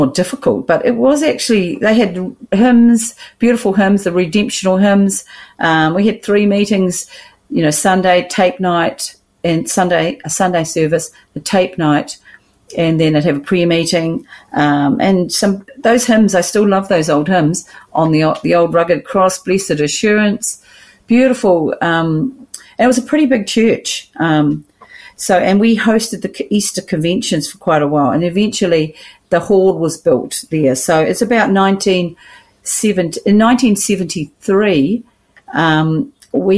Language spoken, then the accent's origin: English; Gisborne, New Zealand; raised in Gisborne Christian Fellowship